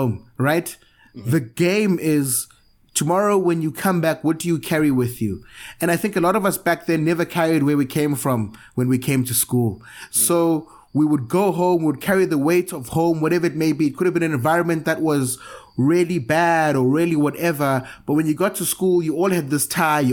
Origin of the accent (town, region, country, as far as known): Cape Town, Western Cape, South Africa; born or raised there; also born or lived in Zimbabwe